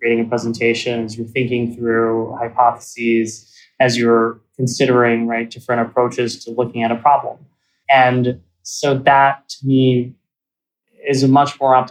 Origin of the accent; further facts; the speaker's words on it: suburbs of Philadelphia, Pennsylvania, United States; I grew up in Pennsylvania in the suburbs of Philly